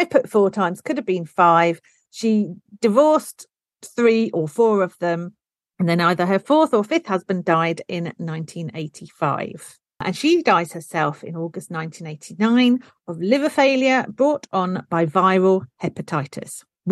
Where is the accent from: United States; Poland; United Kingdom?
United Kingdom; I am truly British